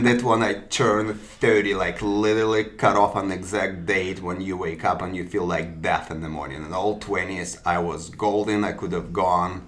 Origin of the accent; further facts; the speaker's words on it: Belarus; moved away; I'm from Belarus